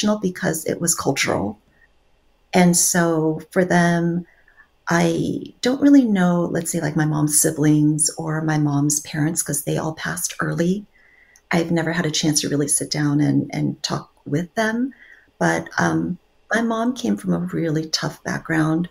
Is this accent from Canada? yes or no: no; Guam; also born or lived in South Korea; now in Southern California, United States; I was born in South Korea, and then I moved to Guam when I was 3 because my dad's work visa came through Guam.